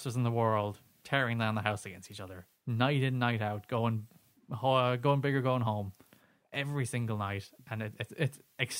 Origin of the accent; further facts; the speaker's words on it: Ireland; Because we're Irish.